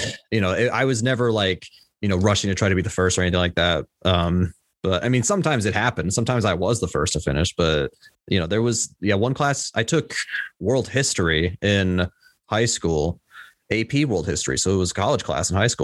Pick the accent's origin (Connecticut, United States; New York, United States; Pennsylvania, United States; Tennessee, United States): Tennessee, United States; also born or lived in Illinois; I was born in Illinois, but currently I am in Tennessee. So I've been here since I was three